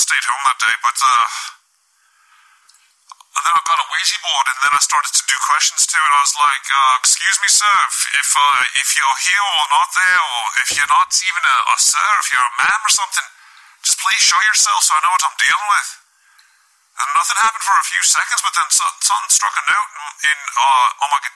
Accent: United Kingdom; I come from United Kingdom

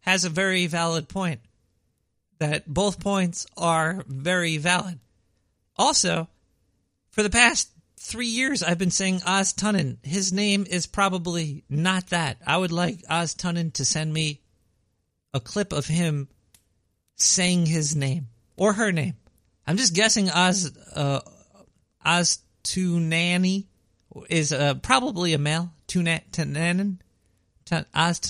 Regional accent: New York City, New York, United States; accent: Brooklyn; I was born and raised in Brooklyn. This is a Brooklyn accent

